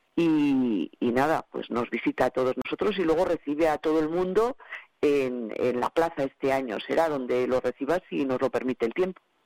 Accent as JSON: {"language": "Spanish", "town": "Cantalejo", "region": "Castile and León", "country": "Spain", "tie": "born or raised there", "said": "sea mi pueblo"}